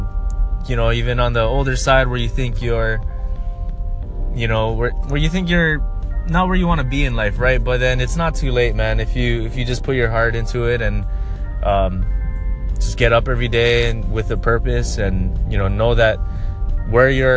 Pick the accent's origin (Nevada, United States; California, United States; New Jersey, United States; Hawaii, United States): Hawaii, United States; Lahaina; moved away as an adult; also born or lived in Eugene, Oregon / Seattle, Washington; I grew up in Lahaina, Maui. I was born and raised there